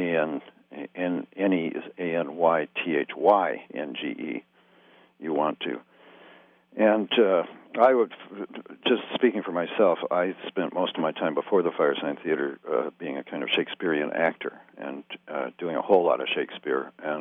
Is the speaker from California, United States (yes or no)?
yes; Fresno, California, United States; I grew up in Fresno, California